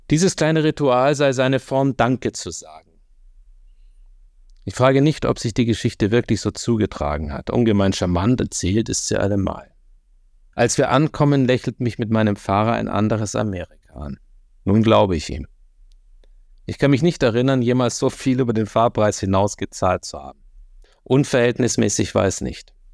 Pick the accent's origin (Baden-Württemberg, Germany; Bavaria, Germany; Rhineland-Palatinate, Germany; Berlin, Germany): Berlin, Germany; West-Berlin wohnten und ein Jahr nach meiner Geburt nach Ost-Berlin gezogen sind.